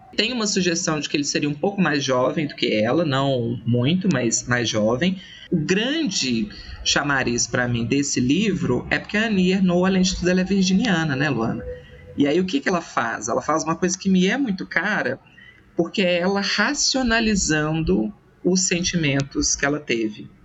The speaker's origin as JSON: {"language": "Portuguese", "region": "Minas Gerais", "country": "Brazil", "said": "eu sou da França brasileira, que é Minas Gerais"}